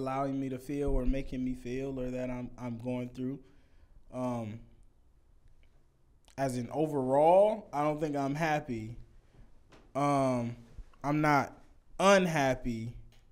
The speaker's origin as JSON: {"language": "English", "town": "Vallejo", "region": "California", "country": "United States", "said": "I'm from Vallejo. It's the smallest town of all"}